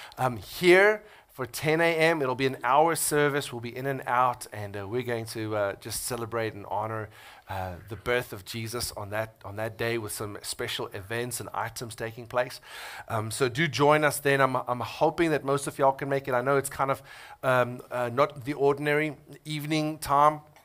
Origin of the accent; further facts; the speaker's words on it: South Africa; now in United States; I'm from South Africa